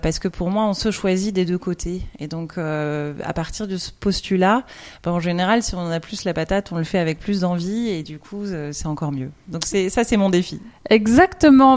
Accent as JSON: {"language": "French", "country": "France", "accent": "French", "moved": "yes", "lives_now": "Belgium", "said": "j'ai un, un, bagage à mon accent français"}